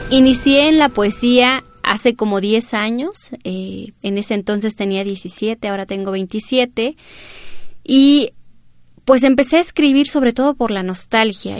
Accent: San Quintín, Baja California, Mexico; first language Mixtec; Spanish is a second language; also born or lived in Caballo Rucio, Santa María Yucuiti, Oaxaca; now in Mexico City, Mexico; Nací, eh, estuve algunos meses en, la comunidad y mis padres eh, volvieron a San Quintín, Baja California, que realmente ahí fue mi infancia

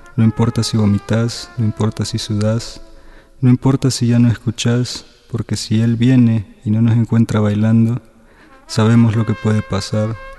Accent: Panama; also born or lived in El Salvador; now in Mexico City, Mexico; nací en El Salvador, crecí en Panamá, actualmente vivo en Ciudad de México

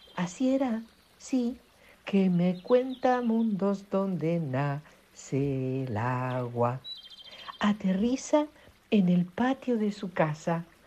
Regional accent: Italy; now in Argentina; nací en Italia.

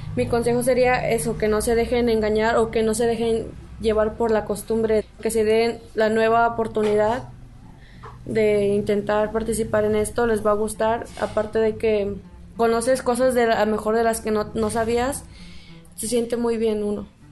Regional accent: Xoxocotla, Morelos, Mexico; soy de aquí de Sosocotla

